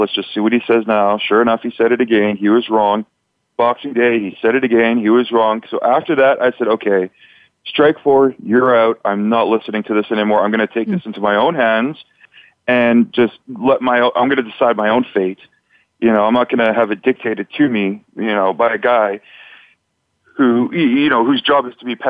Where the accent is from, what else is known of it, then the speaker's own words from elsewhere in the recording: Canada; You know, I'm from Canada.